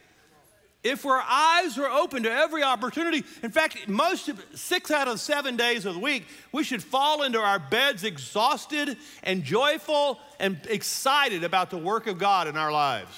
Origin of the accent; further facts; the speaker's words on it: Louisiana, United States; I'm from Louisiana